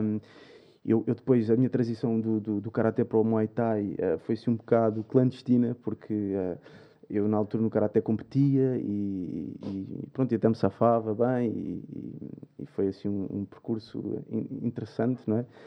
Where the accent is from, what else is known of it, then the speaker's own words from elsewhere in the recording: Albufeira, Algarve, Portugal; moved away as an adult; now in Lisbon, Portugal; como vinha do Algarve, Lisboa é diferente, uma cidade maior, não é? vinha de Albufeira